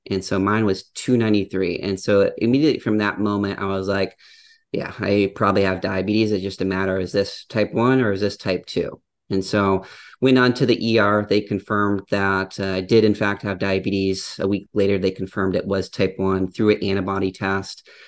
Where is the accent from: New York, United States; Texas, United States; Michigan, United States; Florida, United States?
Michigan, United States; Upper Peninsula of; I grew up in the Upper Peninsula of Michigan, which, if the audience isn't familiar, it's a very a rural area